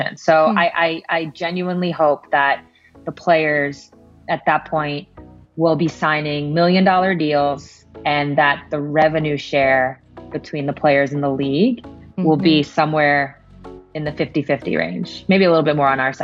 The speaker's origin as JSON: {"language": "English", "country": "United States"}